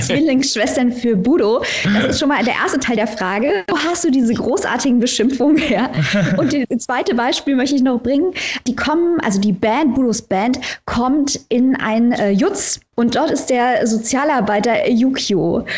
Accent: Saarland, Germany; accent: Saarland dialect; der hier bei uns in Saarbrücken unterscheidet sich ja marginal von dem, den ihr drüben in Lautern sprecht

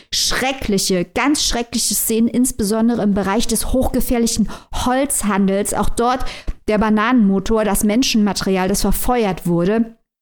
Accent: Germany; wir als Deutsche

